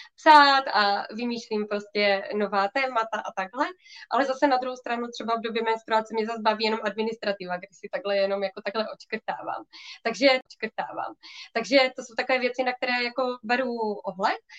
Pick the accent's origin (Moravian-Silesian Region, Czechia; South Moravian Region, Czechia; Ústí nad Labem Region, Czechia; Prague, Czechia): Moravian-Silesian Region, Czechia; Ostrava; Já jsem z Ostravy